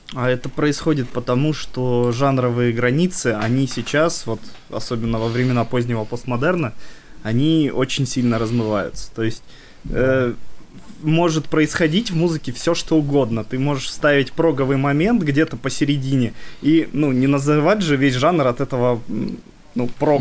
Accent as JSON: {"language": "Russian", "town": "Nevinnomyssk", "region": "Stavropol Krai", "country": "Russia", "moved": "yes", "lives_now": "Saint Petersburg, Russia", "said": "мы из города, который называется Нивенномыс"}